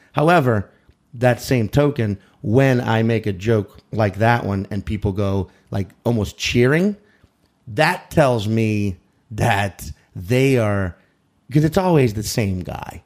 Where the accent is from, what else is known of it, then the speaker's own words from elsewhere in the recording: New Orleans, Louisiana, United States; now in New York City, United States; I'm from New Orleans, but my parents moved us to the suburbs, you know, and, and which only half an hour outside the city